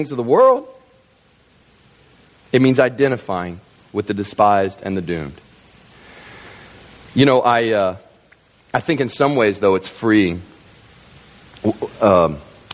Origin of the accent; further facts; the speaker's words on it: Kentucky, United States; I grew up in Kentucky, surrounded on three sides by farmlands